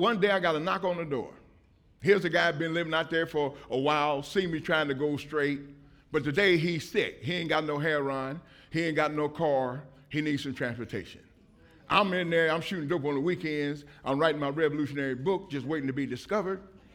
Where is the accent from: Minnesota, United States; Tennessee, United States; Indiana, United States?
Indiana, United States; Indianapolis; I'm from Indianapolis, Indiana